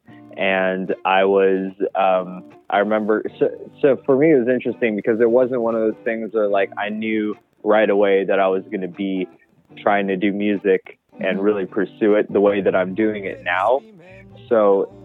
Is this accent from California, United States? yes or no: yes; Bay Area, California, United States; moved away as an adult; now in Los Angeles, United States; I'm originally from the Bay Area here in California. And right now I'm based in Los Angeles